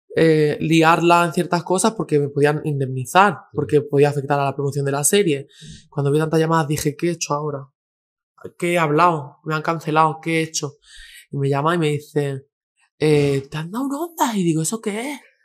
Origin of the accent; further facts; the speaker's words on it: a village in Granada, Andalusia, Spain; also born or lived in Girona; now in Madrid, Spain; soy de un pueblo de, nací en Gerona, pero soy de un pueblo mm. de Andalucía, de Granada